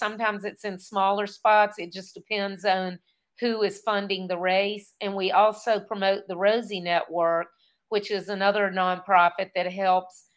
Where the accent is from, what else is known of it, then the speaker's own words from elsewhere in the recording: South Boston, Virginia, United States; I grew up in South Boston, Virginia, very small town, at very middle of the bottom of the state